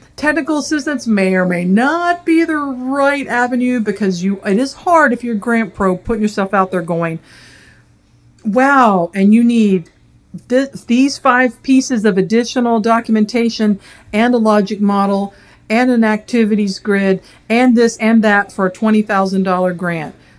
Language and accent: English; the South, United States; born and raised in the South.